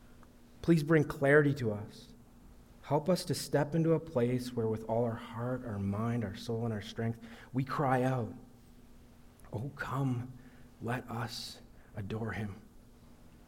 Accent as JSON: {"language": "English", "town": "Sudbury", "region": "Ontario", "country": "Canada", "tie": "born or raised there", "said": "I grew up in Sudbury"}